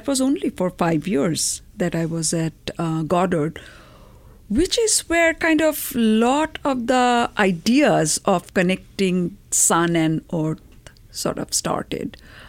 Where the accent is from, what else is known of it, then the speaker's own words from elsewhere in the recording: India; moved away as an adult; also born or lived in Colorado; now in United States; I was a graduate student in Boulder. I came from India, came to Colorado.